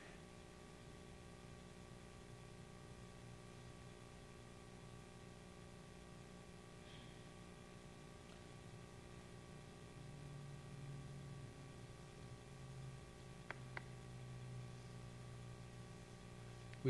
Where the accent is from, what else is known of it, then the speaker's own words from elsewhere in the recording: Alabama, United States; now in Las Vegas, United States; I grew up in Alabama.